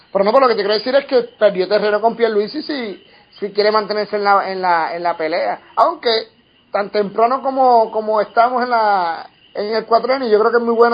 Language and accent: Spanish; Puerto Rico